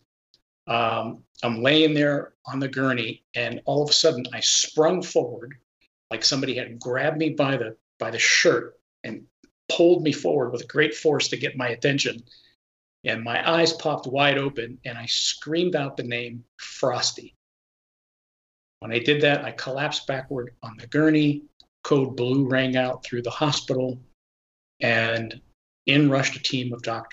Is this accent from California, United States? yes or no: no; Pittsburgh, Pennsylvania, United States; moved away; I'm originally from the Pittsburgh area